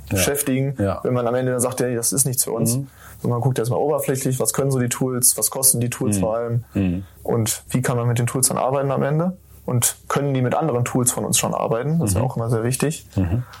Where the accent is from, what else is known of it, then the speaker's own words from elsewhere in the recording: Lemgo, North Rhine-Westphalia, Germany; moved away as an adult; now in Bielefeld, Germany; in Lemgo, ich komme aus Lemgo